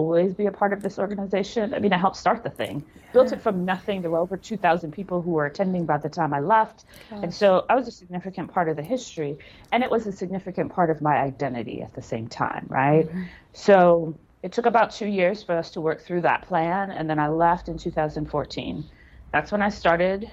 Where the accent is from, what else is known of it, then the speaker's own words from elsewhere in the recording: New York City, New York, United States; moved away; also born or lived in Jamaica / Canada; So I'm a city girl. I grew up in New York City. Like, the epitome of cities is where I grew up. Brooklyn, Manhattan, like all of those things